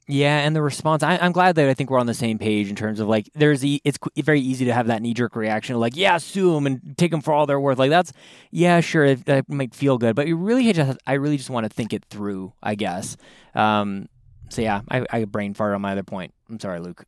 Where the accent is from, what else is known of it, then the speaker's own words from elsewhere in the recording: Canada; as a Canadian